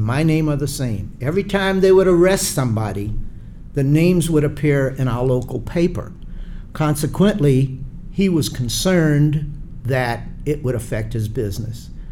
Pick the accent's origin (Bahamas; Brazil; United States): United States; Charleston, South Carolina; I'm from Charleston, South Carolina